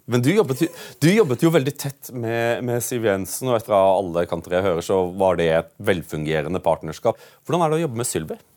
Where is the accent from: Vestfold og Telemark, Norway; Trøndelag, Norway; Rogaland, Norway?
Rogaland, Norway; Bryne; jeg er opp, født og oppvokst på Bryne, på Jæren.